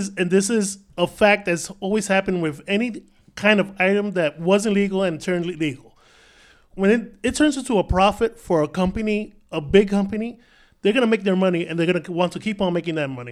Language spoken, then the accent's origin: English; New York City, New York, United States; I was born and raised in Washington Heights